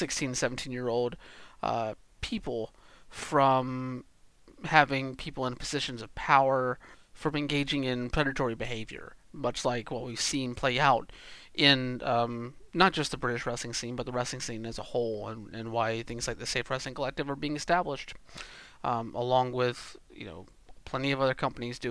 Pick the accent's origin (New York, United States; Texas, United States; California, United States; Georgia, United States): Georgia, United States; moved away; I'm from Georgia originally.